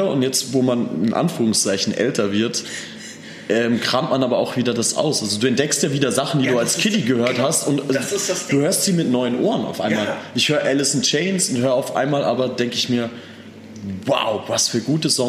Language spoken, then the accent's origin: German; Austria; Ich komme eigentlich aus Österreich. Ich bin